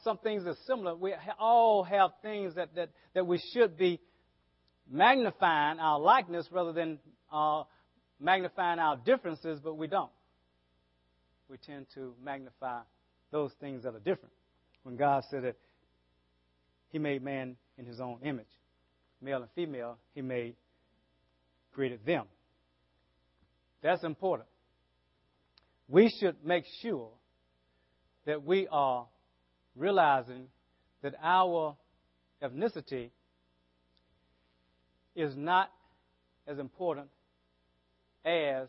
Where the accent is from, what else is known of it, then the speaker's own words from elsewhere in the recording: the South, United States; accent: southern; my southern accent